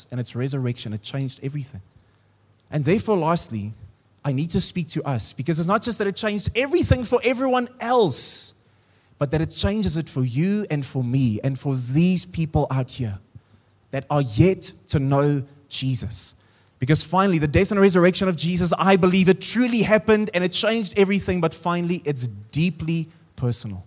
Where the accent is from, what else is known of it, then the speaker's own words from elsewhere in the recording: Free State, South Africa; now in Pretoria, South Africa; I come from the Free State, and now I live in Pretoria.